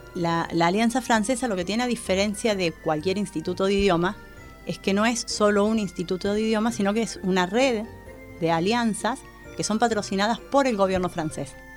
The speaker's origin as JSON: {"language": "Spanish", "country": "Argentina", "said": "entre argentinos y chilenos no nos entendemos"}